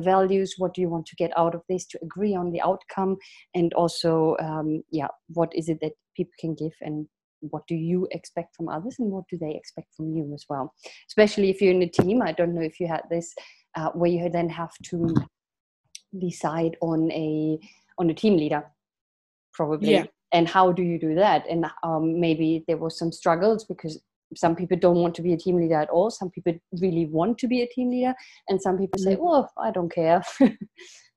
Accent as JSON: {"language": "English", "country": "Germany", "also_born_or_lived": "England / Sweden / Italy", "second_language": "English", "moved": "as an adult", "said": "I'm from Germany. I lived in England, Sweden, and Italy so far"}